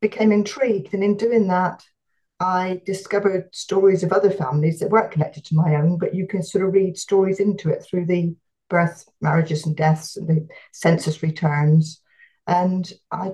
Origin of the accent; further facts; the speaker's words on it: Devon, South West England, United Kingdom; I was born in Devon and I've never wanted to live anywhere else